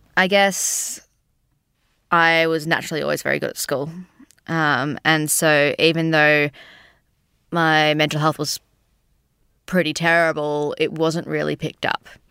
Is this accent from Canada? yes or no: no; Sydney, New South Wales, Australia; moved away as an adult; now in Melbourne, Australia; I'm from Sydney, but living in Melbourne for the last five or so years.